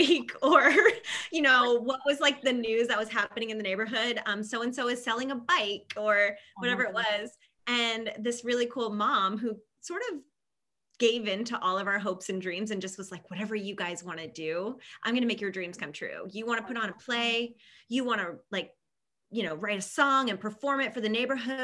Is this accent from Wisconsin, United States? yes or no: no; Maine, United States; moved away as an adult; also born or lived in Italy; now in Phoenix, United States; growing up, I'm from a small town in Maine